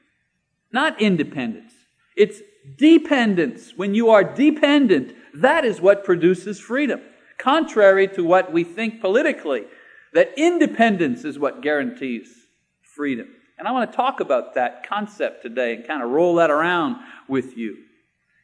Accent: Canada; moved away as an adult; now in United States; I'm a Canadian citizen

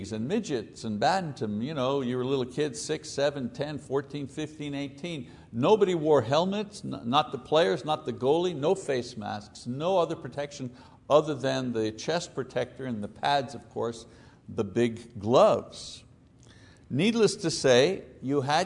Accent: Montreal, Quebec, Canada; When I was a kid growing up in Montreal, Canada

